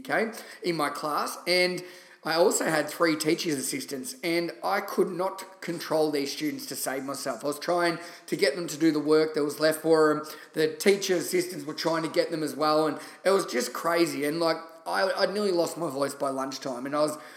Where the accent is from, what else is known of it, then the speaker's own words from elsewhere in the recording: Shepparton, Victoria, Australia; moved away as an adult; also born or lived in London; my home country town in Shepparton, Victoria